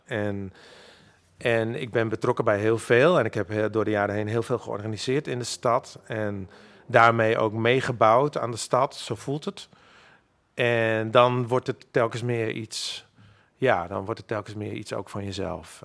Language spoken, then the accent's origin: Dutch; Makkum, Friesland, Netherlands; first language Frisian; Dutch is a second language; now in Amsterdam, Netherlands; ik ben opgegroeid in Makkam